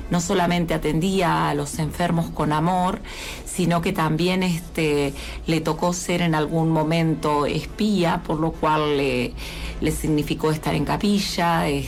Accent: Argentina; faltaría dar ese gran paso que todavía como argentinos eh, nos faltaría

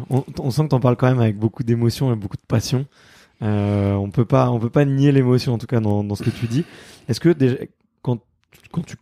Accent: Picardy, Hauts-de-France, France; moved away; also born or lived in Paris; Ouais, je suis picard

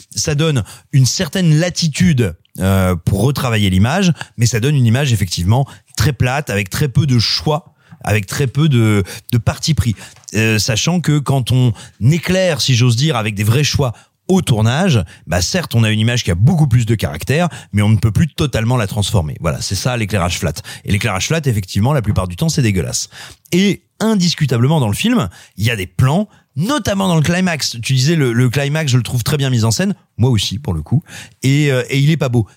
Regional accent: Auvergne-Rhône-Alpes, France; je suis auvergnat

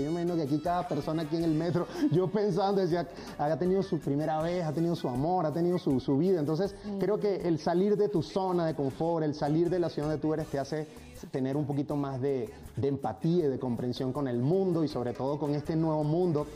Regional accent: Araure, Portuguesa, Venezuela; moved away as an adult; now in Mexico; yo nací en un pueblito muy lindo llanero de Venezuela que se llama Araure

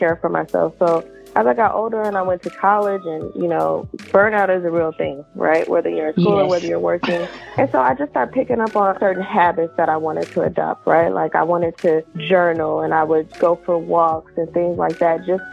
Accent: Richmond, California, United States; I grew up in Richmond, California

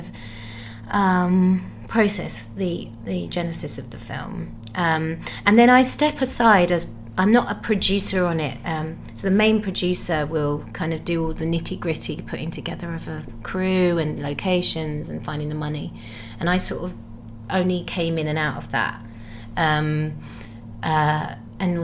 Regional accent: Gravesend, South East England, United Kingdom; moved away; when I was growing up in Gravesend.

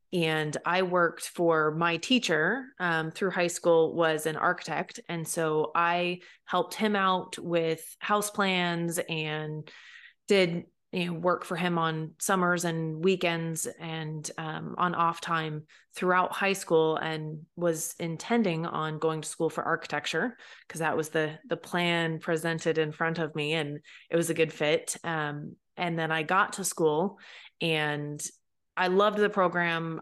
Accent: Pacific Northwest, United States; when I lived over here as you know a teenager and as a young child

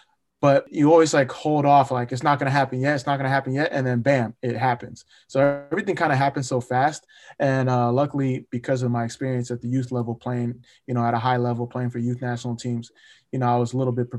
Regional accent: Nigeria; now in United States; And then being Nigerian, you know, especially in the States, I think a lot of people recognize us for our hard work and, you know, how we value education.

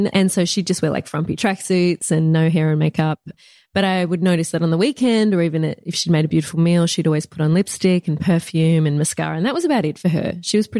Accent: Bundanoon, New South Wales, Australia; now in Melbourne, Australia; Perfect. It's tiny. It's small. It's in the bush.

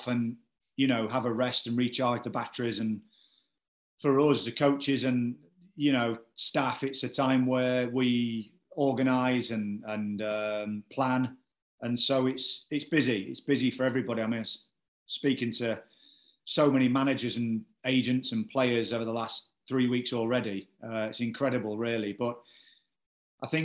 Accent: Cleethorpes, Yorkshire and the Humber, United Kingdom; also born or lived in Grimsby; now in Yeovil, United Kingdom; I'm from Grimsby, you know, it's my hometown, or Cleethorpes, should I say

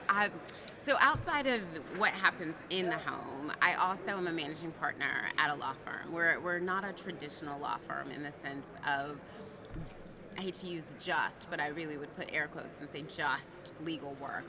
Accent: Atlanta, Georgia, United States; moved away as an adult; also born or lived in Virginia / Tennessee / Texas / California; now in New York, United States; I am originally from Atlanta, Georgia

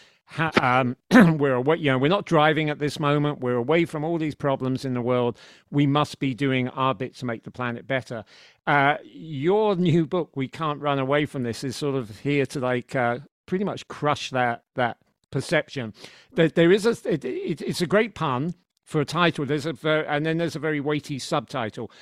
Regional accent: United Kingdom; moved away as an adult; now in United States; a Brit who's an expat, who's lived in the States for a long time

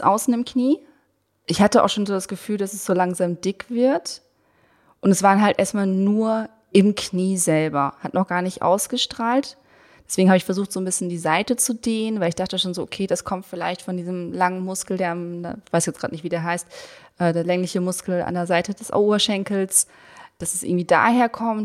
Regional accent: Berlin, Germany; ich als Berlinerin

